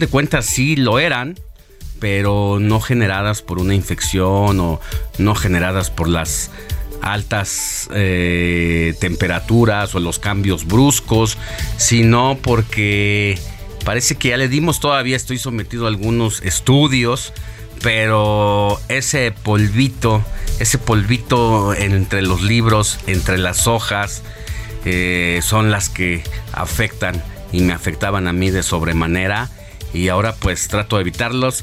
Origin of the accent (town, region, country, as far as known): Mexico